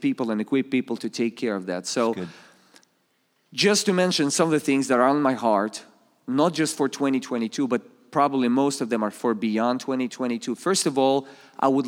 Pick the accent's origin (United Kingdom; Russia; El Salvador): Russia; Saint Petersburg; English is a second language; moved away as an adult; now in Springfield, United States; I come from Russia. I was born in the Soviet Union.